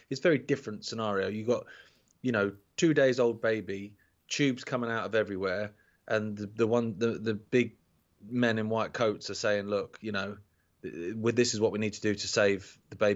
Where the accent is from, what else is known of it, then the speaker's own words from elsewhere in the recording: United Kingdom; because obviously we're British and we're just dead polite, we don't realise it.